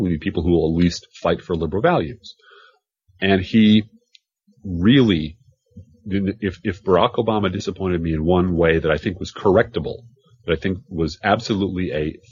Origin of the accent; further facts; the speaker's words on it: Chicago, Illinois, United States; moved away; I come from Chicago, a city where it was going to be Richie Daley, no matter what I did